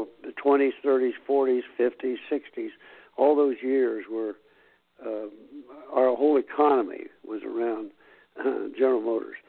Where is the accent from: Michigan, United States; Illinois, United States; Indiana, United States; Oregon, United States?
Indiana, United States; Anderson; I'm proud of my hometown